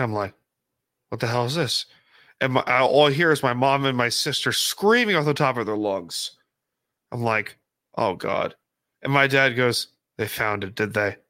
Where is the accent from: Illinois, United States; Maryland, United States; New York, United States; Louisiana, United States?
New York, United States; Long Island; I'm from Long Island.